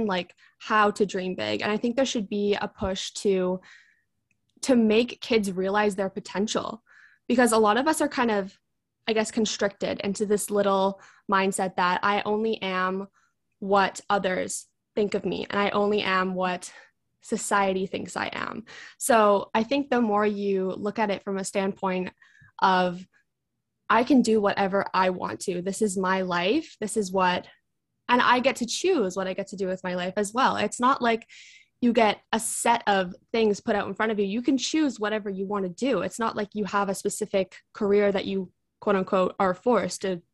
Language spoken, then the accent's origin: English; Vancouver, British Columbia, Canada; I am from Vancouver, British Columbia, which is in Canada.